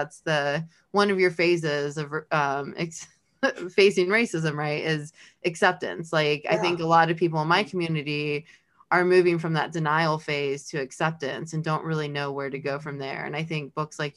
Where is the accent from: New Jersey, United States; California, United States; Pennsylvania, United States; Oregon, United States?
California, United States; Los Angeles; now in Kentucky, United States; I'm from Los Angeles. I grew up in a totally different world than where we are today in Kentucky.